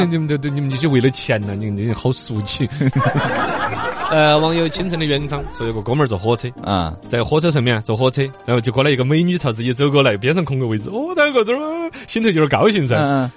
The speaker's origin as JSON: {"language": "Chinese", "region": "Sichuan", "country": "China", "said": "我们四川本地的黄瓜呢"}